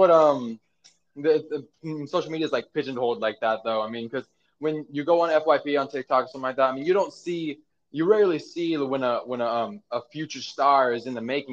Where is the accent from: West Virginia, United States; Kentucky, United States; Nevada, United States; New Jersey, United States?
Nevada, United States; Lake Tahoe; moved away as an adult; now in Los Angeles, United States; I'm from Lake Tahoe in Nevada